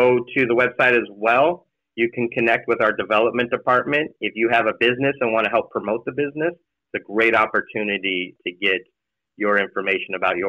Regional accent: East County, California, United States; I grew up in East County and did not know of HGH.

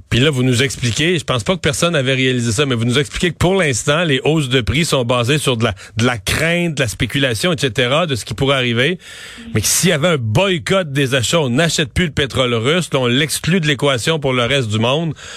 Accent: Bas-Saint-Laurent, Quebec, Canada; dans mon coin de pays, dans le bas du fleuve

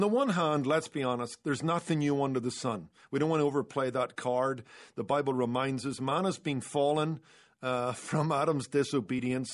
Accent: Northern Ireland, United Kingdom; moved away; I grew up in Northern Ireland

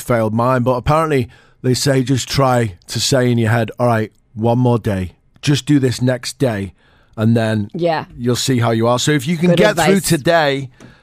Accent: United Kingdom; now in United Arab Emirates; as a British person

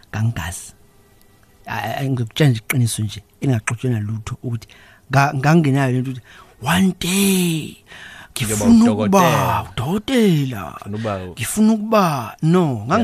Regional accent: KwaZulu-Natal, South Africa; also born or lived in Cedarville; ngizalelwe la e, eKZN ngafunda khona

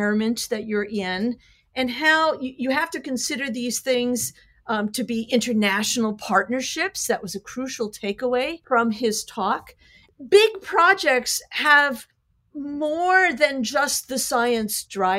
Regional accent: United States; I'm an American.

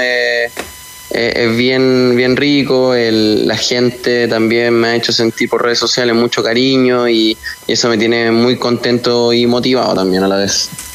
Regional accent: La Serena, Coquimbo, Chile; moved away as an adult; also born or lived in Santiago; yo soy de La Serena, yo me vine a Audax Italiano a los 18 años

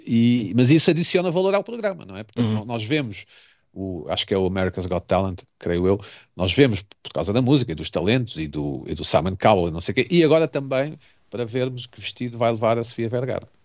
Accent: Portugal; enquanto português

